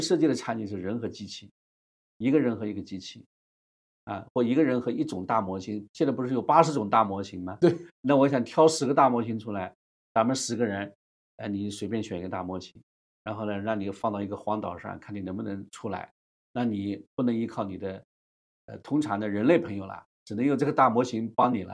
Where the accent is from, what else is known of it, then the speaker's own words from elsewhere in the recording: China; 我们中国人